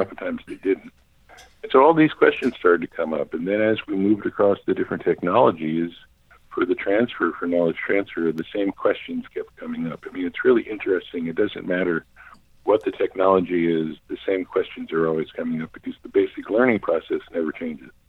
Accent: New York City, New York, United States; moved away as an adult; also born or lived in Cambridge, Massachusetts; I grew up in Manhattan. I was raised, born and raised there

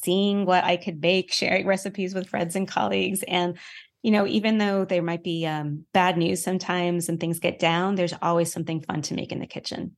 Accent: New York City, New York, United States; now in Colorado, United States; I'm a New Yorker

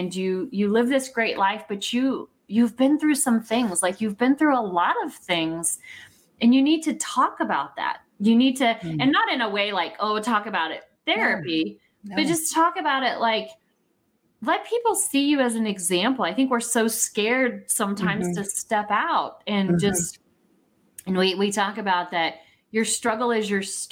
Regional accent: Warrensburg, Missouri, United States; also born or lived in Oklahoma City, Oklahoma; now in Kansas City area, United States; I was born in Warrensburg, Missouri.

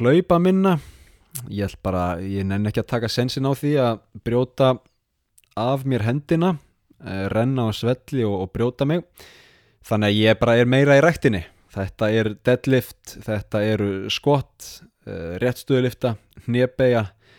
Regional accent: Iceland; now in Sapporo, Japan; ég er frá Íslandi

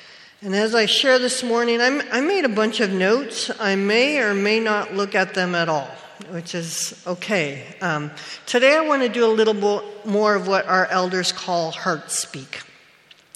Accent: Saskatchewan, Canada; I was born in Saskatchewan, which is part of Treaty 4

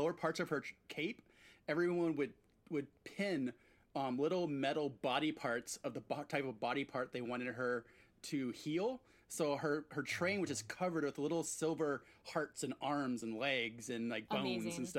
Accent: Oaxaca, Mexico; moved away; I grew up in Mexico

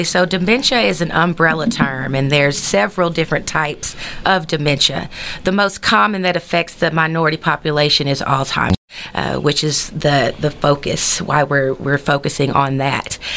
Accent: Texarkana, United States; born or raised there

